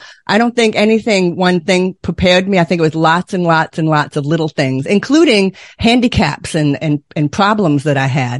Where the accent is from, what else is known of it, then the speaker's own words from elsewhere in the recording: Boston, Massachusetts, United States; But I grew up near Boston, Massachusetts. I know how to park a car in the yard. I can turn that accent on still.